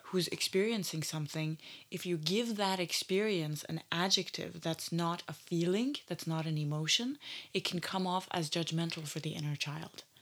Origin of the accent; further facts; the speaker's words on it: Canada; growing up in Canada